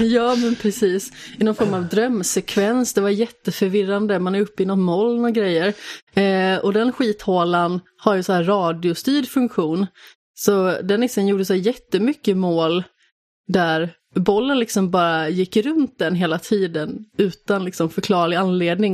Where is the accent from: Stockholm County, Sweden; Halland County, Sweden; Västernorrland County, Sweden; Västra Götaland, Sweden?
Västra Götaland, Sweden; Västergötland; som västgöte